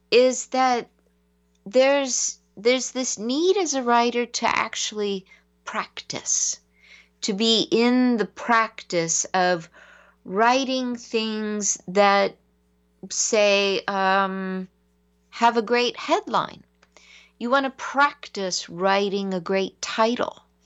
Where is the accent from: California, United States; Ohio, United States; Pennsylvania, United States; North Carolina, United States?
California, United States; San Diego; growing up in San Diego, I had the lightest skin of anyone.